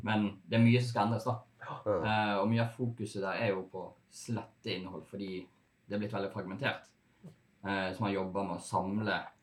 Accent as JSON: {"language": "Norwegian", "town": "Bergen", "region": "Vestland", "country": "Norway", "said": "jeg er bergenser, litt kranglevåren"}